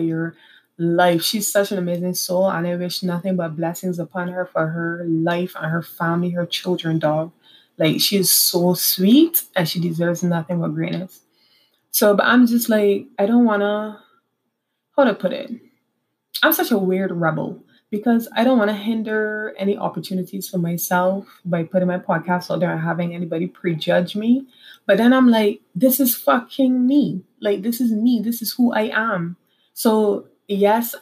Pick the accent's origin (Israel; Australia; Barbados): Barbados; moved away as an adult; also born or lived in Trinidad; now in Trinidad and Tobago